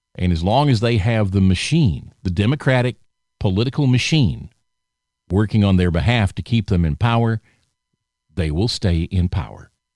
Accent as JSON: {"language": "English", "region": "the South", "country": "United States", "tie": "born or raised there", "said": "I was raised in the South, born and raised in the South"}